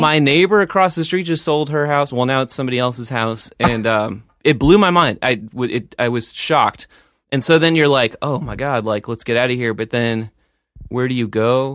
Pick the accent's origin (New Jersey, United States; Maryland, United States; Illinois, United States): New Jersey, United States; now in Beacon, United States; both my true roots, which would be New Jersey